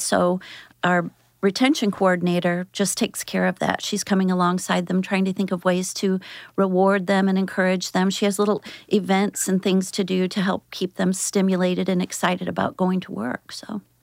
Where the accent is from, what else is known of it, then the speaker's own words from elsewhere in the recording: St. Louis, Missouri, United States; also born or lived in Athens, Georgia; I moved here when I was in grade school and was raised in Saint Louis, Saint Peter's area